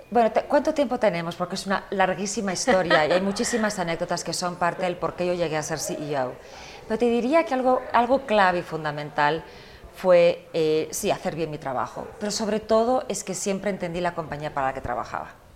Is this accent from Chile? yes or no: no; United States; also born or lived in Spain; yo nací en España, pero crecí en Estados Unidos